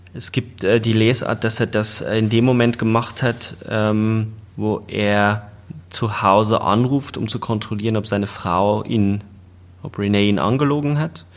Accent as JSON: {"language": "German", "country": "Germany", "said": "als Deutsche"}